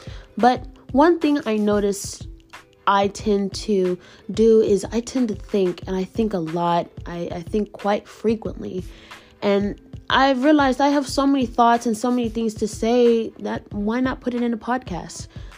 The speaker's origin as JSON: {"language": "English", "town": "San Antonio", "region": "Texas", "country": "United States", "tie": "born or raised there", "also_born_or_lived": "Austin, Texas", "said": "I will be back at my hometown of San Antonio, Texas"}